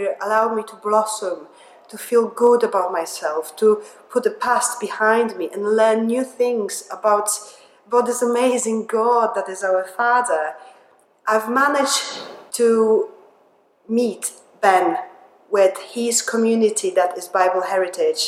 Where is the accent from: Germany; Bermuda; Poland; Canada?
Poland; English is a second language; moved away as an adult; also born or lived in England; now in Liverpool, United Kingdom; I was born in Poland when I spent 20 years of my life. I moved to England